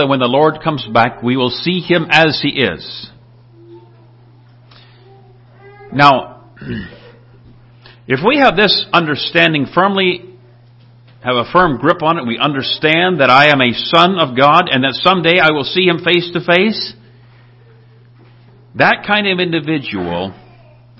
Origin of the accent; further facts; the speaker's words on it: Minnesota, United States; I'm from Minnesota